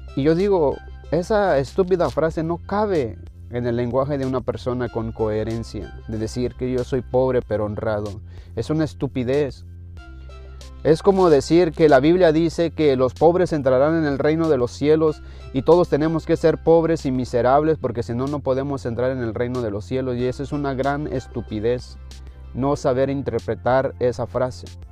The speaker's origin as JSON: {"language": "Spanish", "country": "Mexico", "moved": "yes", "said": "yo soy mexicano"}